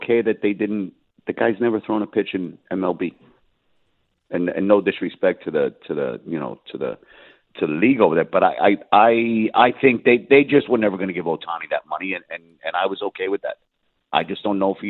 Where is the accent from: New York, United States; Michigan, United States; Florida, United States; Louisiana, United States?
New York, United States; New York City; moved away; I'm from Brooklyn